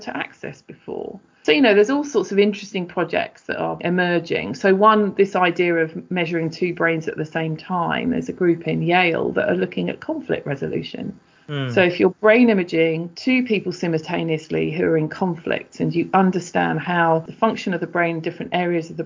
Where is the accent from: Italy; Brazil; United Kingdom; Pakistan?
United Kingdom; London; moved away as an adult; also born or lived in Exeter; I was from London originally